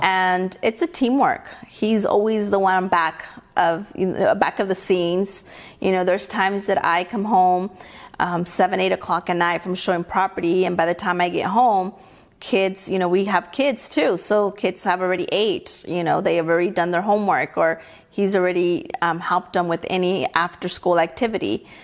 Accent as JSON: {"language": "English", "country": "Mexico", "tie": "born or raised there", "moved": "yes", "lives_now": "California, United States", "said": "I was born in Mexico. I mm-hmm. wasn't born here"}